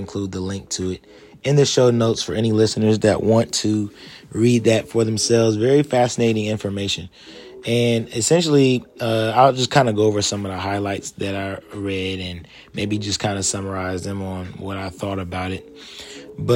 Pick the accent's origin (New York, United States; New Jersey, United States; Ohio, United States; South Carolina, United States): Ohio, United States; Columbus; moved away as an adult; I'm now back in my hometown of Columbus, Ohio, actually in the suburbs right now, Reynoldsburg